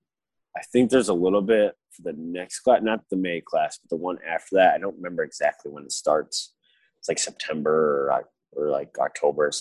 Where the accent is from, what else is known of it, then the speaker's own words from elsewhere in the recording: Michigan, United States; growing up in Michigan